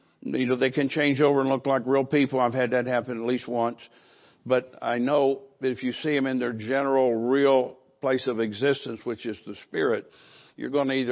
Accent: Fairborn, Ohio, United States; moved away; also born or lived in California; I'm from Dayton, Fairborn, Ohio, which is close to Dayton, Ohio, in that state

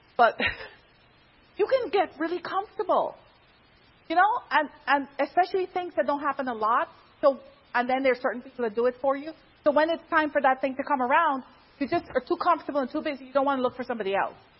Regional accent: Pennsylvania, United States; I'm from Pennsylvania

